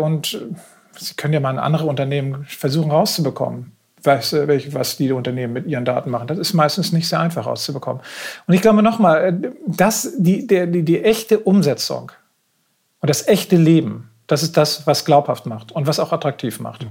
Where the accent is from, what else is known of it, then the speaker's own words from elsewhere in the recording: Northern Germany, Germany; ich bin hier in Norddeutschland groß geworden.